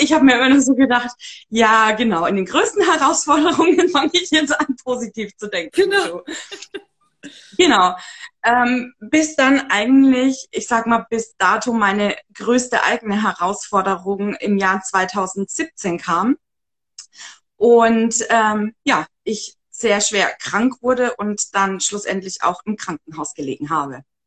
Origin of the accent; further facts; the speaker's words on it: Upper Franconia, near Bamberg, Bavaria, Germany; wo ich herkomme vielleicht noch, ich wohne in dem schönen Oberfranken. Genau. Ähm, ja, Nähe Bamberg